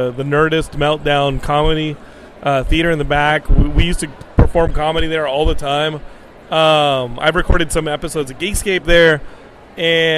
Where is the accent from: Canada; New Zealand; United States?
United States; Texas; moved away; I'm from Texas